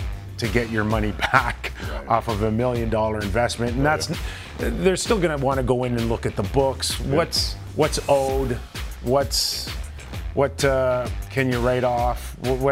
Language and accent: English; Toronto, Ontario, Canada; I grew up in Toronto